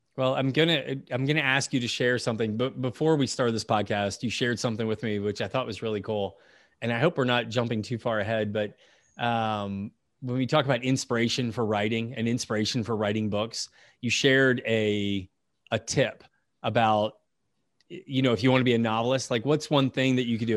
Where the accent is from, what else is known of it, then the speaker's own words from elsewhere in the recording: United States; as an American